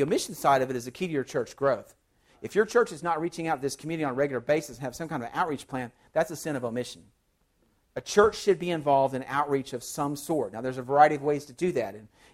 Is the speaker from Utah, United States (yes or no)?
no; Oklahoma, United States; also born or lived in California / Arizona / Texas / Arkansas; now in Louisiana, United States; I grew up in Oklahoma, lived in California for 4 years, lived in Arizona for 4 years, worked a summer in New Mexico, went to seminary in Texas, served for 5 years in Arkansas, and now I live in Louisiana.